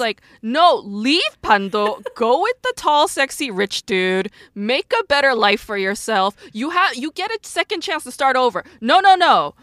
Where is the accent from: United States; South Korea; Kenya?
South Korea; moved away; born and raised in Korea.